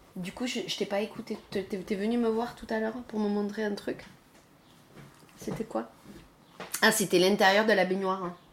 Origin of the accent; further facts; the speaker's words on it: Pradines, Occitania, France; moved away; also born or lived in Toulouse; j'ai grandi dans le Lot